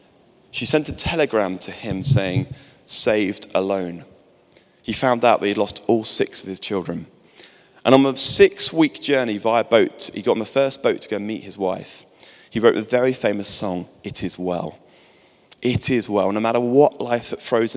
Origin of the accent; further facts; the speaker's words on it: England, United Kingdom; I'm English